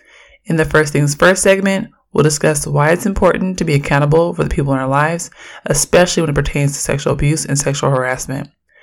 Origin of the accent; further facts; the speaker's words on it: Oakland, California, United States; I'm from Oakland, and I'm a queer, Black feminist scholar.